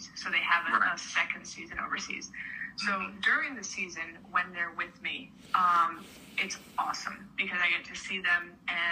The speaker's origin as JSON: {"language": "English", "region": "La Paz", "country": "Bolivia", "tie": "born or raised there", "moved": "as an adult", "lives_now": "Connecticut, United States", "said": "So I was born and raised in Bolivia, and I moved to Connecticut to go to college."}